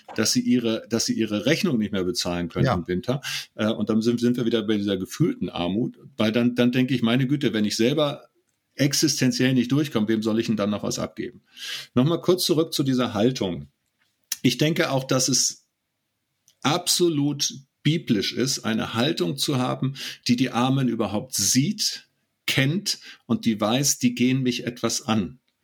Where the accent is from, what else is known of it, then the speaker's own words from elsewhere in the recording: a village on the North Sea coast, Germany; now in Gera, Germany; ich bin auf dem Dorf aufgewachsen